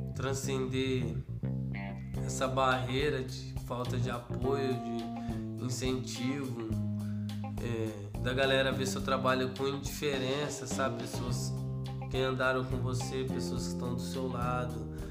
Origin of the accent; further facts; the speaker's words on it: Ribeirão Preto, São Paulo, Brazil; now in Franca, Brazil; Sou de, do interior de São Paulo, Ribeirão Preto mas atualmente eu moro na cidade de Franca